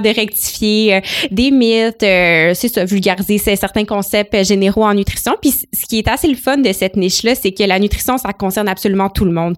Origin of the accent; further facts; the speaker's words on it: Gatineau, Quebec, Canada; moved away as an adult; also born or lived in Ottawa; now in Montreal, Canada; je suis originaire de Gatineau, donc j'ai passé toute ma vie à Gatineau, Ottawa